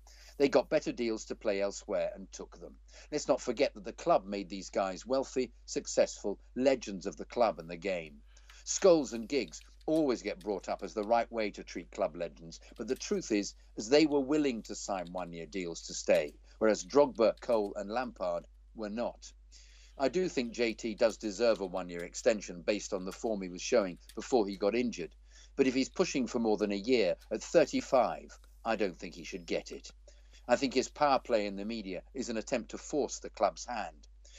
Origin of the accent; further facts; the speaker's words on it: Zimbabwe; also born or lived in London, United Kingdom; I used to walk past there sometimes on my way home from work when I lived in London. Growing up in Zimbabwe, the only live European football you could watch was the FA Cup.